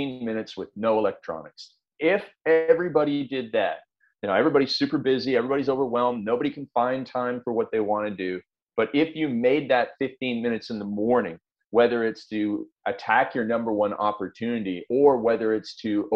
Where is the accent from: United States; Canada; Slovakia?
Canada; I'm a farm boy from up in Canada